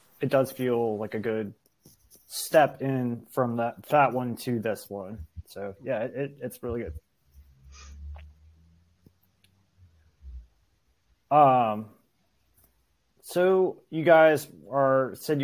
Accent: Norfolk, Virginia, United States; we're from Norfolk, Virginia

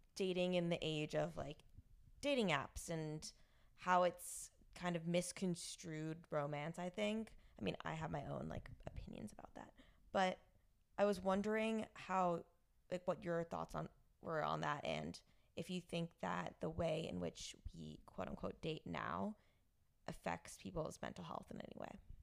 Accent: Rumson, New Jersey, United States; now in New York, United States; me living in a suburb in Jer-, New Jersey

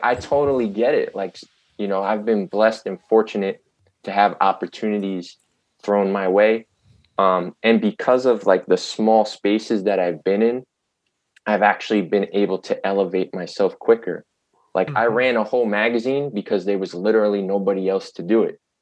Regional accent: New York City, New York, United States; born or raised there

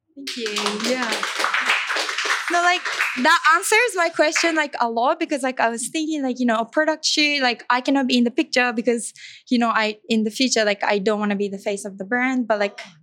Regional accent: Japan; moved away; I'm from Japan

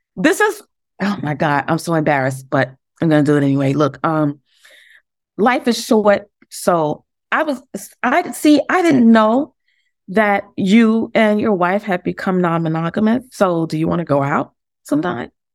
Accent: New York City, New York, United States; also born or lived in Harlem; We grew up in the Bronx together

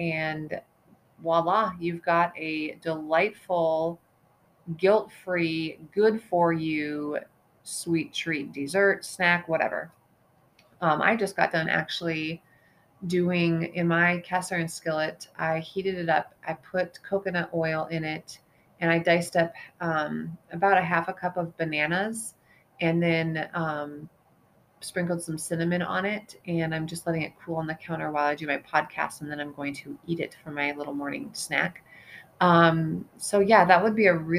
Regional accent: eastern Montana, United States; moved away as an adult; I grew up in Montana. I grew up in eastern Montana

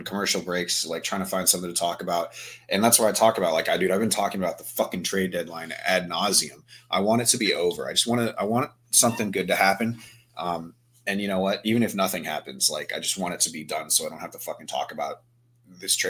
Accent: Virginia, United States; I'm from Virginia.

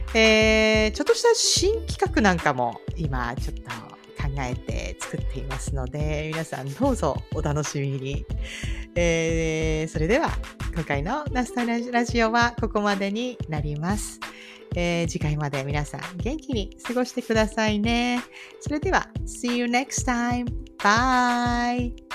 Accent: Japan; moved away as an adult; now in Florida, United States; アメリカで長いこといますけど、うんうん、やっぱり自分の国ではないっていう感じで、こっちでは外国人みたいな感じで過ごしてるんで

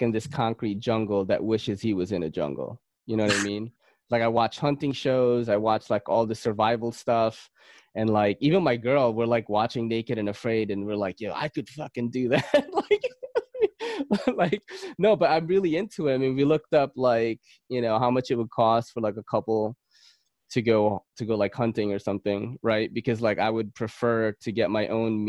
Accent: Philippines; I'm Filipino.

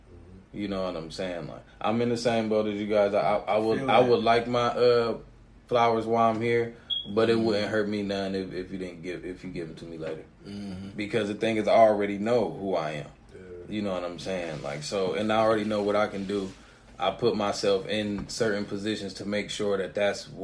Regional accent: Canton, United States; moved away; back at home in my hometown in Canton

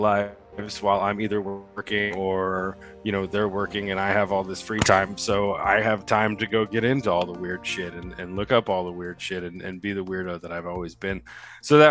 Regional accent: Southern Indiana, United States; I am from Southern Indiana.

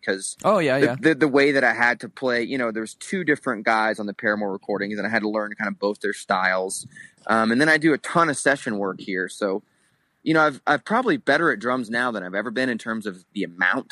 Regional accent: Florida, United States; moved away as an adult; now in Salt Lake City, United States; growing up in where we grew up in Florida, Steven and I grew up in the same area

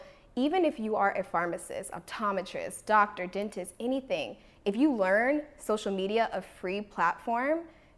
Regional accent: Washington, District of Columbia, United States; now in Los Angeles, United States; You know, I came from Washington, D.C. area, and I moved here with no family to Los Angeles.

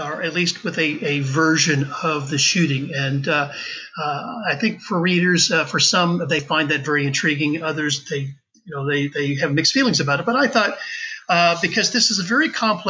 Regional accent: Covington, Virginia, United States; I was born and raised in Covington, Virginia, which is in the western mountains of Virginia.

